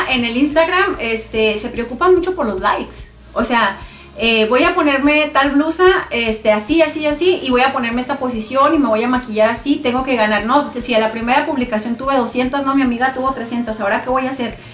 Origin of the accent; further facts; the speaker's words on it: Namiquipa, Chihuahua, Mexico; moved away as an adult; now in Clovis, United States; yo soy originaria de Chihuahua, de un municipio que se llama Namiquipa, no sé si se me nota el acento